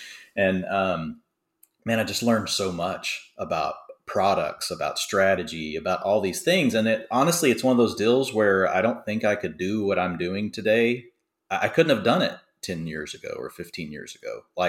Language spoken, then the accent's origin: English; Dallas, Texas, United States; So I'm from Dallas, and the Cowboys were terrible when I first started watching football